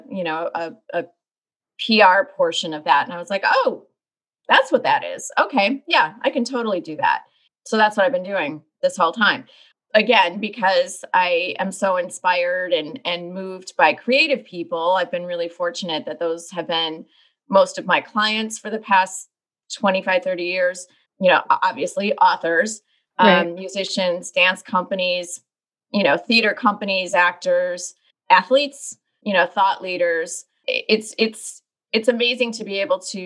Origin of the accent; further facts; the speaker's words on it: Chicago, Illinois, United States; I grew up in the Chicagoland area